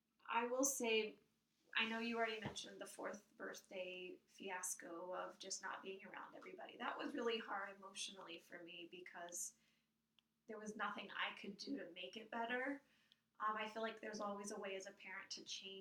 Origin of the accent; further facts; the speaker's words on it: Kentucky, United States; now in New Jersey, United States; I grew up in the South in Kentucky, where there was a certain structure